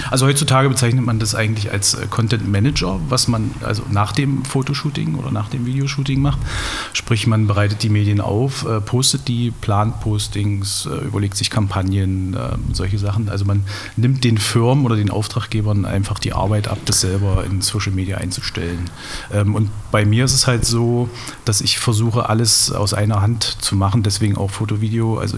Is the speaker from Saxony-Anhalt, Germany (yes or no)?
yes; Dessau, Saxony-Anhalt, Germany; ich bin geboren in Dessau, wohne eigentlich schon immer hier, arbeite hier schon viele Jahre im Vertrieb.